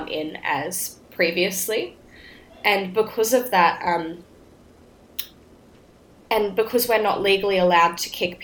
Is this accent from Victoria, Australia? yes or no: no; Brisbane, Queensland, Australia; moved away; I went home back to my home state in Queensland